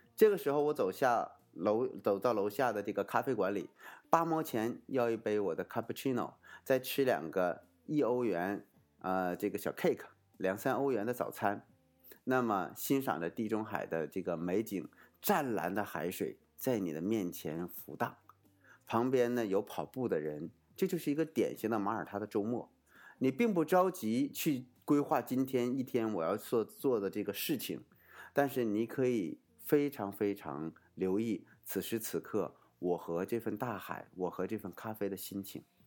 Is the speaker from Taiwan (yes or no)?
no; China; 我们中国人